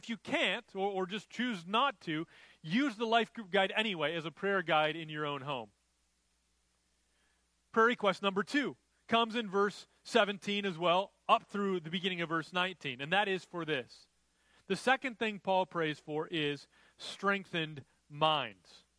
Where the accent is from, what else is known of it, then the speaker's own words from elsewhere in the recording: Minnesota, United States; I grew up in Minnesota where there were lots of lakes